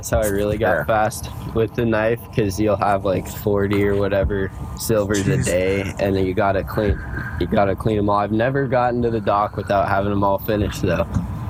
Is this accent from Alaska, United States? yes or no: yes; Sitka, Alaska, United States; I'm from Sitka, Alaska.